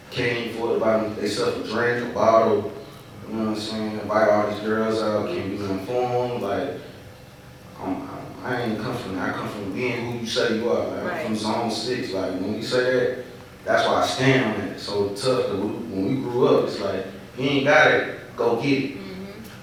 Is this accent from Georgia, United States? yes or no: yes; Atlanta, Georgia, United States; born there; I was born in Georgia Baptist.